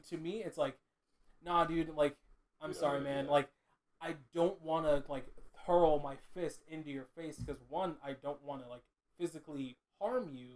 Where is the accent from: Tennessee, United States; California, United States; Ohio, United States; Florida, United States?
California, United States; Westminster; born or raised there